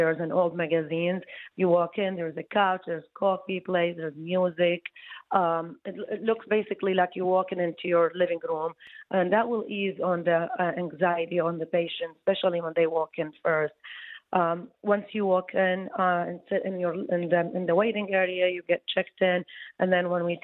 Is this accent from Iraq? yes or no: yes; Iraq; moved away as an adult; also born or lived in Baghdad, Iraq / New York, United States / New Jersey, United States; now in Detroit, United States; I came from Iraq